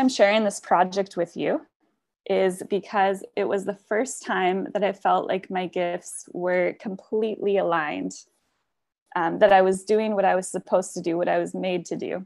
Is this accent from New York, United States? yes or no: no; Sultan, Washington, United States; moved away; also born or lived in Vancouver; I'm actually at home in my hometown in Sultan, Washington